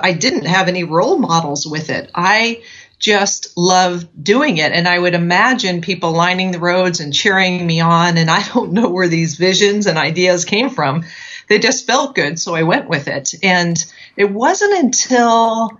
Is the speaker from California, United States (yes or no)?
yes; Southern California, United States; I grew up in Southern California